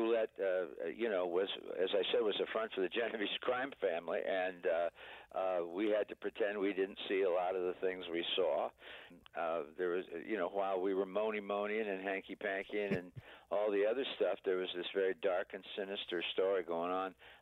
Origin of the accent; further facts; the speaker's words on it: Niles, Michigan, United States; my hometown of Niles, Michigan